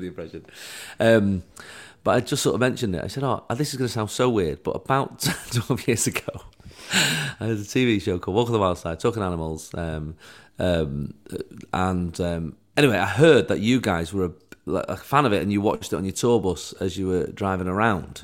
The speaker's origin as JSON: {"language": "English", "town": "Manchester", "region": "North West England", "country": "United Kingdom", "tie": "born or raised there", "said": "my hometown of Manchester."}